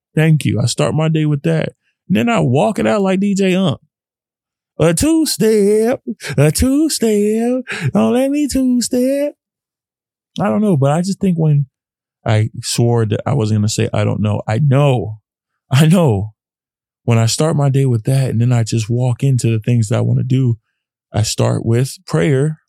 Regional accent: Dallas, Texas, United States; growing up in Texas, a Texas boy

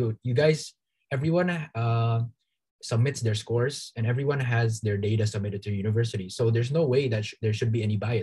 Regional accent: Indonesia; moved away as an adult; now in Toronto, Canada; go back to Indonesia and provide value to my home country

